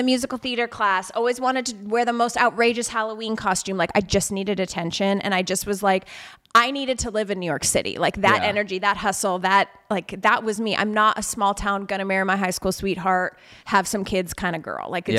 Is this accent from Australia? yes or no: no; Alberta, Canada; where I grew up in Alberta in Canada, you really had like two options.